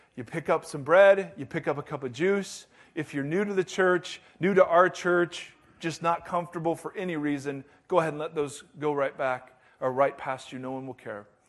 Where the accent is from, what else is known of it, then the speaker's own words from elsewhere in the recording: United States; I'm American and I'm a Christian